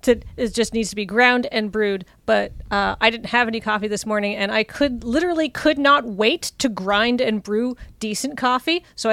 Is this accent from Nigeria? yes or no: no; Canada; I'm from Canada, and our Mexican food here is very poor.